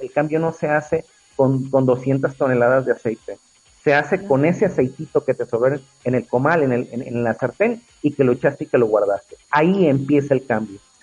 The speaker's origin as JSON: {"language": "Spanish", "country": "Mexico", "said": "somos mexicanos"}